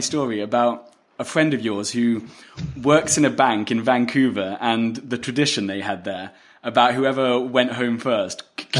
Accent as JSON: {"language": "English", "region": "London", "country": "United Kingdom", "said": "I'm originally from England. London."}